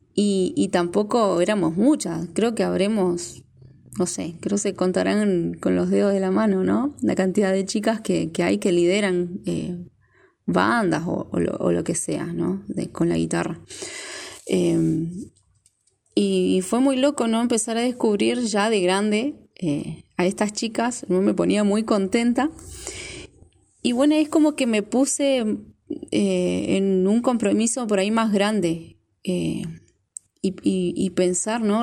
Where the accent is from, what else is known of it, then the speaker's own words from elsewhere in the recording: Neuquén, Argentina; moved away as an adult; now in Formosa, Argentina; soy neuquina, radicada hace ya ocho años en la provincia de Formosa, más precisamente acá en la capital, en la ciudad de Formosa.